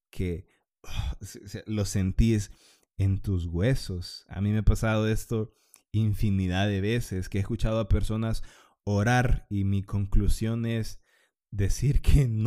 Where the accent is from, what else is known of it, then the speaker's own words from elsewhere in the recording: Honduras; para los que fueron católicos porque somos hondureños, porque sí, eh, a la mayoría de los hondureños nos llevan a misa de pequeños